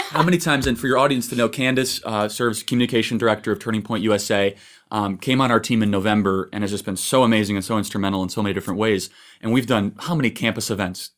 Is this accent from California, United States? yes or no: no; Chicago, Illinois, United States; I'm from Chicago